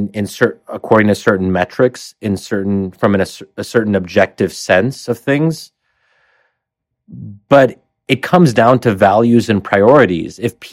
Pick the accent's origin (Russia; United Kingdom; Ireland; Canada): United Kingdom; I, as a British person, might actually see that as a rather fundamental threat.